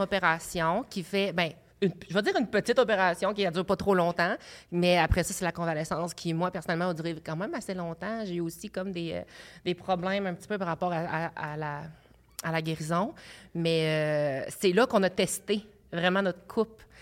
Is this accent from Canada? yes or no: yes; Abitibi, Quebec, Canada; moved away; j'étais euh, un petit gars de l'Abitibi